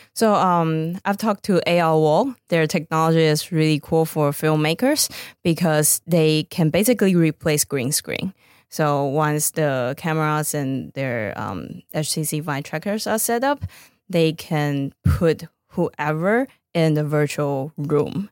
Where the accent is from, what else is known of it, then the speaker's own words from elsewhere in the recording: Taiwan; moved away as an adult; also born or lived in Boston; now in Los Angeles, United States; back in my home country, Taiwan